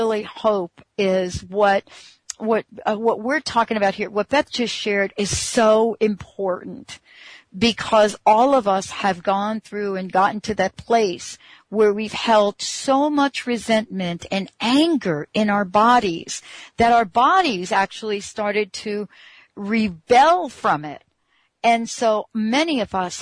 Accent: New York, United States; moved away; I'm actually from New York. I was born in New York

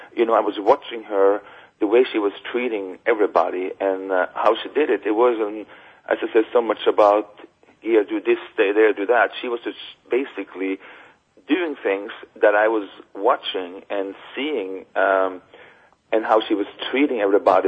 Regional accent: Norway; moved away as an adult; growing up in Norway

